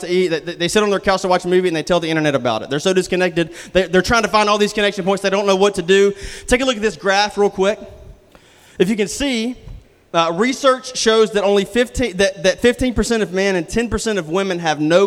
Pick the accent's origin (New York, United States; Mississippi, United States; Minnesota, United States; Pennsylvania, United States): Mississippi, United States; moved away; I'm from Mississippi. Sometimes the Mississippi comes out of me